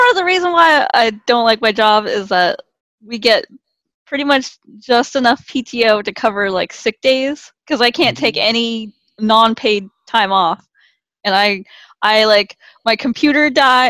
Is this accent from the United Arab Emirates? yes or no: no; Philippines; Yeah, I'm from a Filipino family, so like my I call Filipinos the Mexicans of Asia